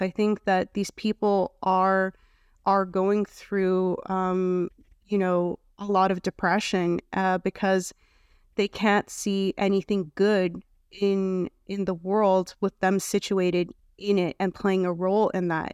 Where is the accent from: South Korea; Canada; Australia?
Canada; I'm from Canada